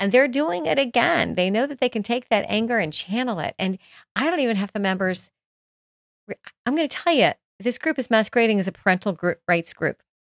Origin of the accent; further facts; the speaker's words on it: Florida, United States; also born or lived in Jackson, Mississippi; I grew up in Jackson, Mississippi, well, sometimes in Jackson, Mississippi, and some in Florida